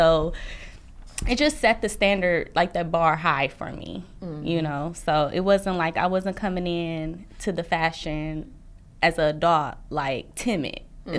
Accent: Milwaukee, Wisconsin, United States; also born or lived in Chicago; Okay. Well, like you said, I'm from Milwaukee, Wisconsin. Went to college in Chicago.

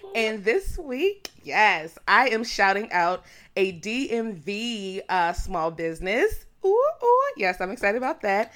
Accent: DMV area, Virginia, United States; The D M V area

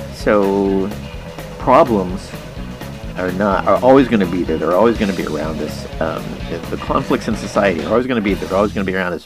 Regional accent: Junction City, Kansas, United States; also born or lived in Chinon, France; after I grew up in Junction City, I graduated from St. Xavier's High School

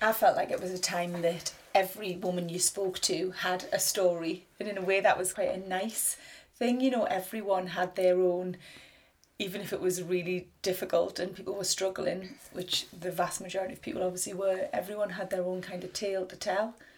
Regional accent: the Northeast, North East England, United Kingdom; I'm a writer from the Northeast

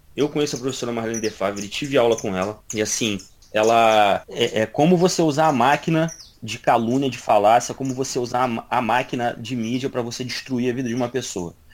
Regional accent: Brazil; eu sou brasileiro

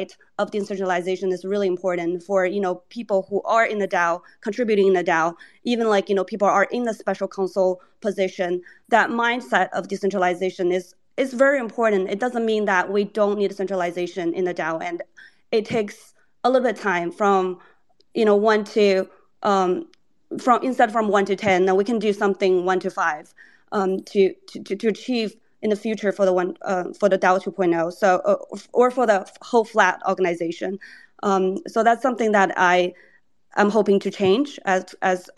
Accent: China; moved away; I grew up in China for, you know, like over 10 years, 18 years, and having this bi language and understanding both culture of Asia and you know, Western culture

